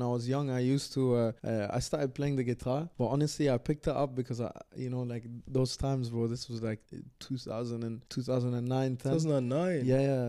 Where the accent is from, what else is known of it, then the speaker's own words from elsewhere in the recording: India; and then also I'm Indian, you know? It's like mad confusing as well culturally.